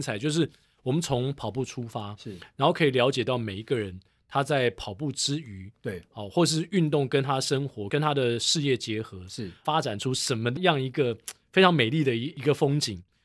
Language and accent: Chinese; Taiwan; 作为一个台湾人